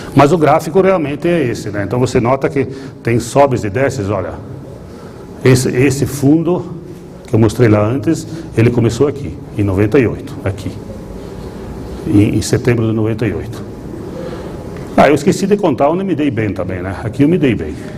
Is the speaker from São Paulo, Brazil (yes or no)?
no; Nova Bassano, Rio Grande do Sul, Brazil; accent: gaúcho misturado com italiano; Nova Bassano, que é onde eu nasci